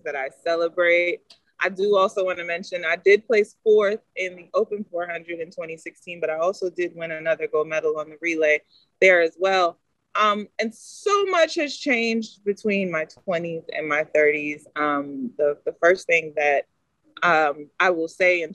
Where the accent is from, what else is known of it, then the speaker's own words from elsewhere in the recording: United States; also born or lived in Texas; an American athlete